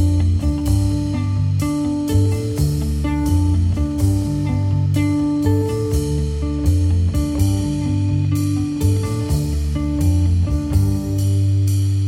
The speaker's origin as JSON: {"language": "English", "town": "New Rochelle", "region": "New York", "country": "United States", "also_born_or_lived": "Poughkeepsie", "moved": "yes", "said": "I'm from New Rochelle, New York"}